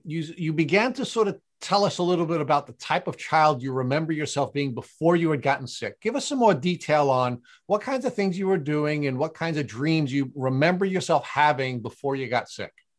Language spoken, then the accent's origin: English; Lyme Belt, Long Island Sound area, United States; Matt and I are from the Lime Belt as well.